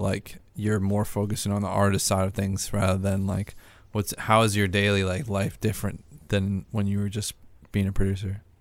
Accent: outside of Boston, Massachusetts, United States; the town I grew up in outside of Boston

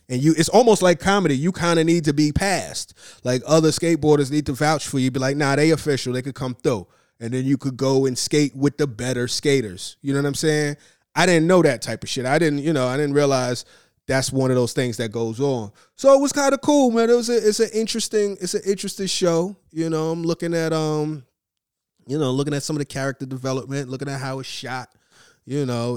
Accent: New York, United States; as a New Yorker

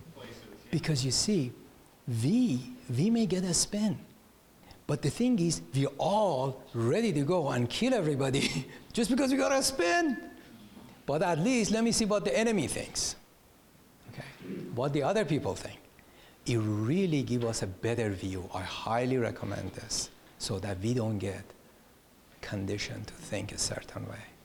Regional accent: Iran; now in United States; when I was growing up in Iran

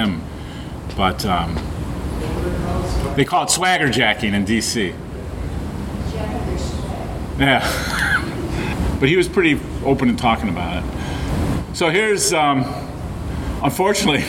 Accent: Chicago, Illinois, United States; it's my hometown, our hometown

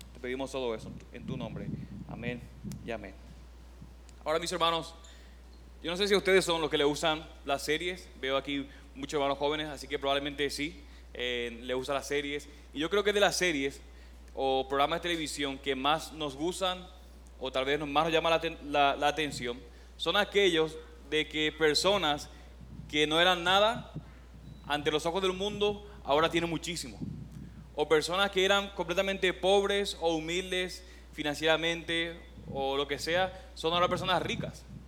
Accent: Paraguay; moved away as an adult; also born or lived in Oklahoma; now in Puerto Rico; soy de Paraguay

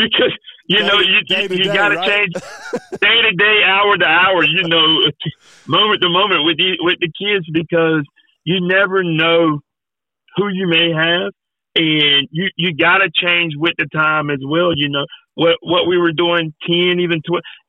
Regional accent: Winterville, North Carolina, United States; also born or lived in Ayden, North Carolina; I grew up in Winterville. I went to D.H. Conley High School, and then just went to ECU

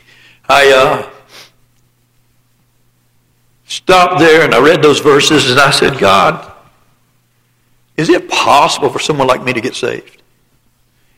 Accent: the Bible Belt of the South, United States; I was born and raised in the Bible Belt of the South

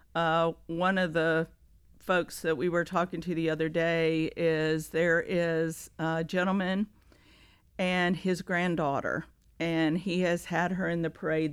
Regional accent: Greensboro, North Carolina, United States; moved away as an adult; now in Rock Hill, United States; I am from Greensboro, North Carolina

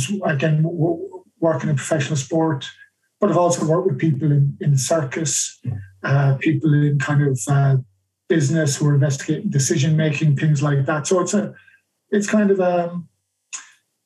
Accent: Ireland; moved away as an adult; also born or lived in United Kingdom; I'm Irish

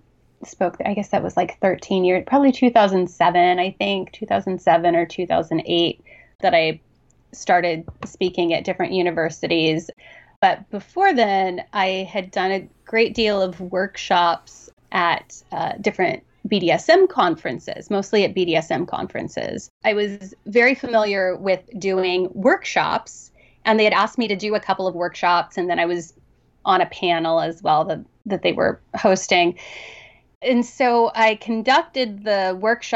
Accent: Southern Ohio, United States; I grew up in Southern Ohio

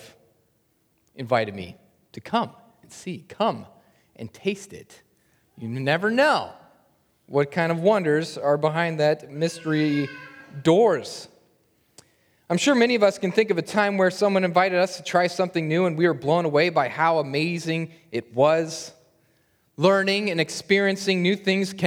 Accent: Lincoln, Nebraska, United States; I grew up in Lincoln, Nebraska

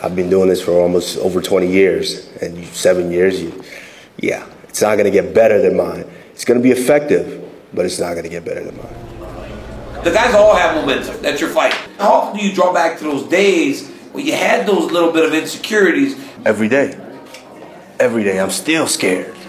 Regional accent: Georgia; English is a second language; moved away; I grew up in Georgia.

